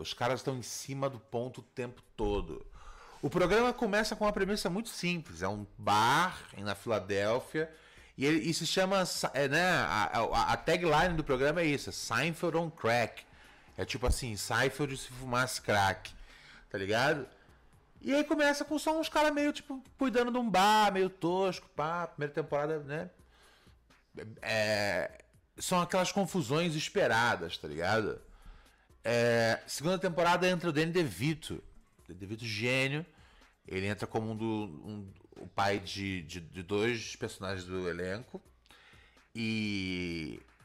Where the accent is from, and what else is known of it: Brazil